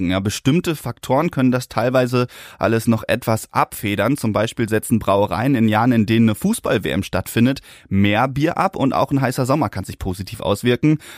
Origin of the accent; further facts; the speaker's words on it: North Rhine-Westphalia, Germany; Ich komme ja aus dem Ruhrgebiet, bin daher jetzt nicht so übermäßig euphorisch.